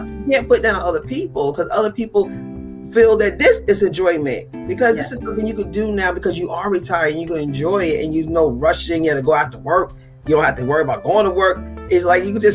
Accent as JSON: {"language": "English", "region": "New York", "country": "United States", "tie": "born or raised there", "moved": "yes", "said": "I'm a New Yorker"}